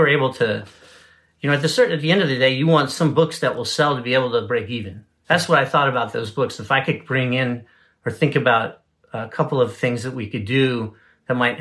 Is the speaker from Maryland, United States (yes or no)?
yes; Baltimore, Maryland, United States; moved away; my life growing up in Baltimore